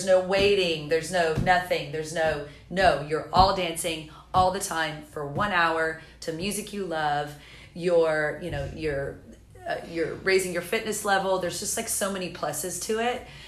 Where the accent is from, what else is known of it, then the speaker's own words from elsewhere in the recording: the South, United States; moved away as an adult; also born or lived in Los Angeles; now in Charleston, United States; I have family in Myrtle Beach and I'm from the South